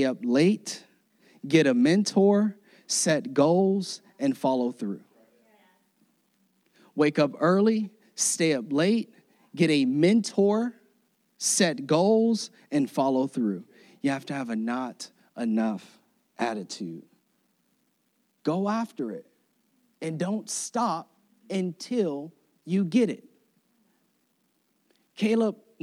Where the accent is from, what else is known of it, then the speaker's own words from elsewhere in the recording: Florida, United States; moved away; I was born and raised in Florida.